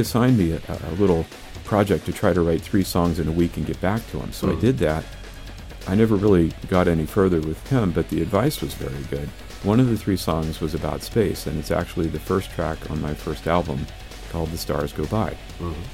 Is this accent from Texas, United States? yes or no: no; Pennsylvania, United States; moved away; I'm from Pennsylvania originally